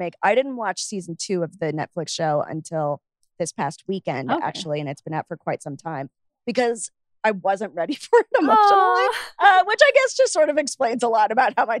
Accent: United Kingdom; I'm British, very, very white.

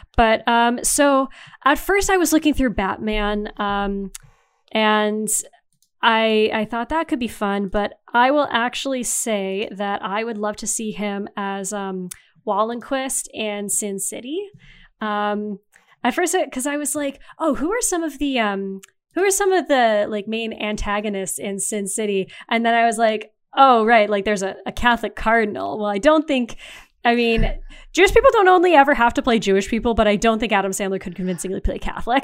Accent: Canada

